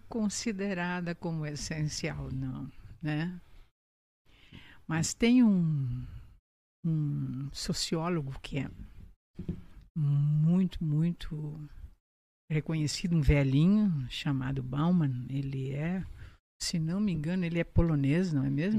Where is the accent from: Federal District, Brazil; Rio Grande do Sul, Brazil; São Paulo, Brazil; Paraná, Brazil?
Rio Grande do Sul, Brazil; Panambi; Então voltei para casa, meus pais moravam aqui, voltei para casa